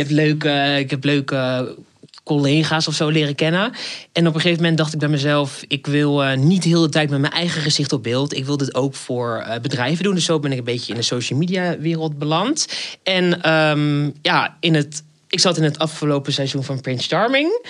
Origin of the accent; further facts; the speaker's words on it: Rotterdam, South Holland, Netherlands; accent: Rotterdam; now in Amsterdam, Netherlands; Ik woon in Amsterdam, maar ik ben geboren in Rotterdam. Dus vandaar dat ordinaire accentje af en toe